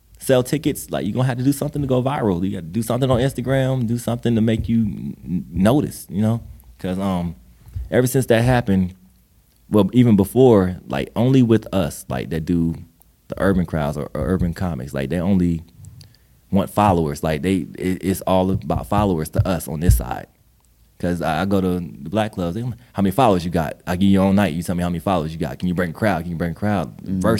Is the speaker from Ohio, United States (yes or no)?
yes; Ohio, United States; We're both from Ohio